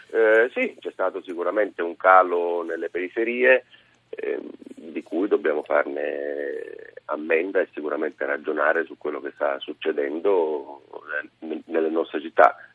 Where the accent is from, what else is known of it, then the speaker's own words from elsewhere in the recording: near Cagliari, Sardinia, Italy; accent: Sardinian; Io non sono di Caragonone, eh, eh, sono dalle parti di Cagliari